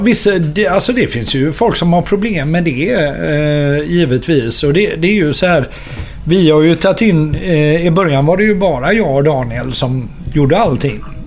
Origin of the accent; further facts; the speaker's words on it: Gothenburg, Västra Götaland, Sweden; also born or lived in Partille; Jag är ju uppväxt mitt inne i stan. Jag är ju uppväxt på Avenyn och Andra Långgatan